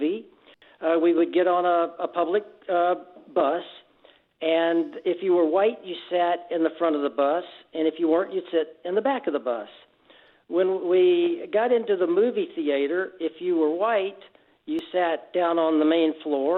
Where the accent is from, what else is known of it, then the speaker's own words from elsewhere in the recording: Birmingham, Alabama, United States; moved away as an adult; also born or lived in Texas / Houston; now in San Diego, United States; I grew up in Alabama. I went through high school in Birmingham